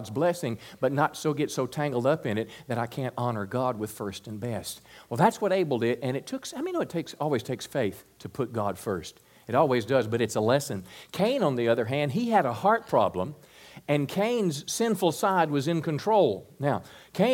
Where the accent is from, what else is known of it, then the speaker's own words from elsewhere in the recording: United States; particularly as an American Christian